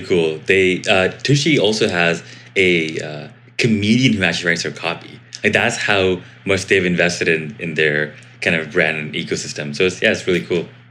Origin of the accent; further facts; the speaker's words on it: India; I am Indian, and so because of being Indian, we love being super, super scrappy